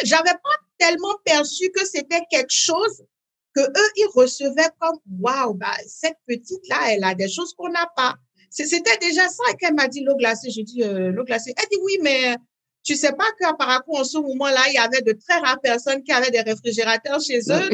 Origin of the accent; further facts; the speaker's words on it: Parakou, Borgou, Benin; first language French; moved away as an adult; also born or lived in France / United States; dans cette ville du Nord où je suis née à Paracourt au Bénin